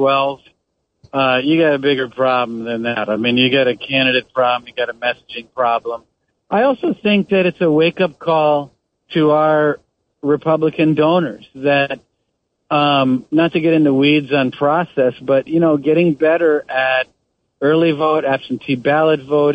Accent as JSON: {"language": "English", "region": "Wisconsin", "country": "United States", "tie": "born or raised there", "said": "I grew up in Wisconsin."}